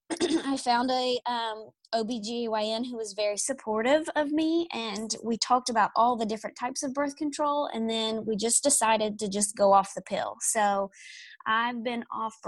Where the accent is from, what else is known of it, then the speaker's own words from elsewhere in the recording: East Tennessee, United States; moved away as an adult; now in Nashville, United States; I'm from East Tennessee, and then I moved to Nashville for a job.